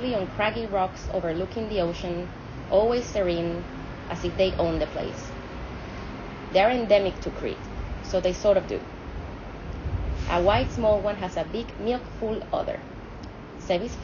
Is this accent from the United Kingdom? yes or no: no; Venezuela; From Latin America. I'm Venezuelan